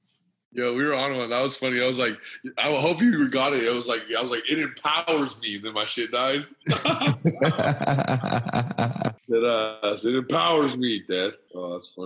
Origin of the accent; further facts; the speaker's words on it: Colorado, United States; I'm from Colorado